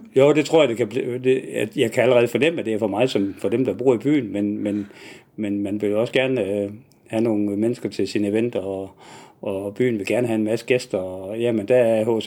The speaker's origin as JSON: {"language": "Danish", "town": "Nyborg", "region": "Southern Denmark", "country": "Denmark", "also_born_or_lived": "Southern Jutland / Haderslev", "moved": "as an adult", "lives_now": "Odense, Denmark", "said": "så jeg er oprindeligt fra Nyborg, men har tilbragt det meste af mit voksenliv nede i Sønderjylland"}